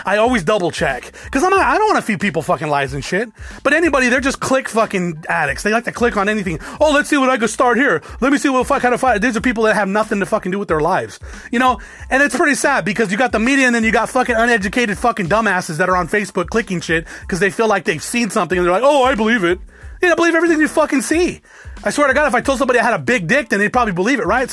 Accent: United States; also born or lived in Alabama; now in Arizona, United States; I'm an American

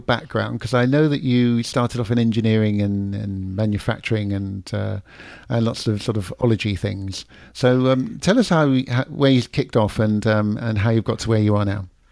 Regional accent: London, United Kingdom; accent: London; now in Florida, United States; I'm in Florida now, and people will, uh, f, still to this day, I, I slow down how I speak. I, I try and, you know, I've still got the London accent

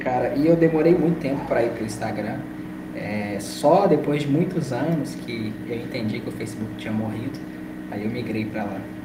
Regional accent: Belo Horizonte, Minas Gerais, Brazil; E eu sou mineiro de Belo Horizonte, tenho 28 anos

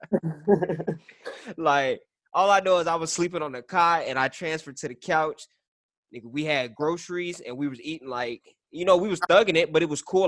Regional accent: El Paso, Texas, United States; I'm from El Paso

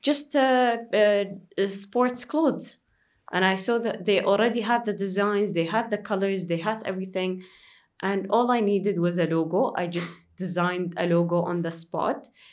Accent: Dubai, United Arab Emirates; I'm from, uh, Dubai.

